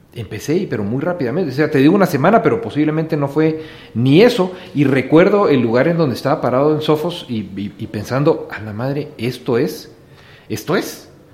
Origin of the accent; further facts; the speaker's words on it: Guatemala; also born or lived in Switzerland; nací en Suiza, vos, nací en Suiza. Mi papá es suizo, mi mamá es guatemalteca